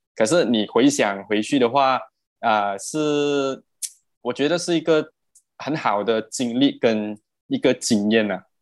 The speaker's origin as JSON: {"language": "Chinese", "region": "Perak", "country": "Malaysia", "moved": "as an adult", "lives_now": "Selangor, Malaysia", "said": "我本身是霹雳人嘛"}